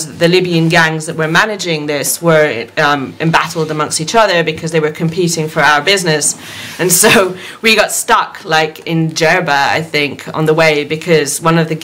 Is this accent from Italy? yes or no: yes; Rome, Lazio, Italy; moved away as an adult; also born or lived in United Kingdom; I grew up in Rome, which is a very quiet city where, you know, I'd walk home every night, you know, as a 16, 17, 18-year-old girl.